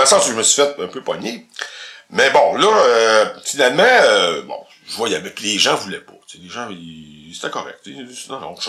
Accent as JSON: {"language": "French", "area": "a village near Victoriaville", "region": "Quebec", "country": "Canada", "tie": "born or raised there", "said": "le village euh, d'où je viens est à côté d'Victoriaville"}